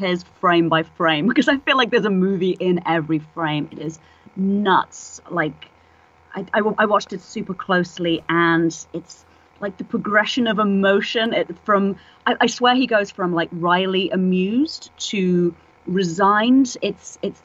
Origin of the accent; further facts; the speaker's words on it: England, United Kingdom; moved away as an adult; now in San Francisco, United States; I'm English originally, obviously, as you can hear